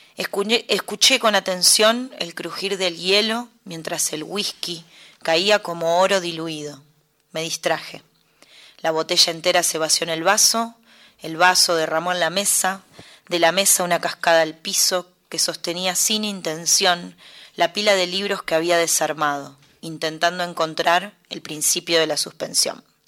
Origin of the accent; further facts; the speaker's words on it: Mercedes, Buenos Aires Province, Argentina; moved away as an adult; now in Buenos Aires, Argentina; Soy de Mercedes, Buenos Aires. Nací ahí y me vine a vivir acá, a Capital, muy chica, a los 18, 19 años.